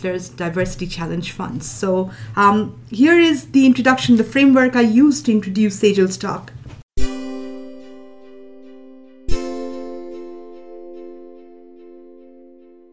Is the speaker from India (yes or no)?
yes; India; moved away; I'm originally from India, a post-colonial subject